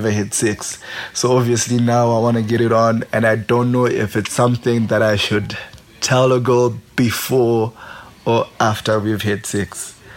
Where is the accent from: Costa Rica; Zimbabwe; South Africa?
Zimbabwe; I'm from Zimbabwe and I'm 26 years old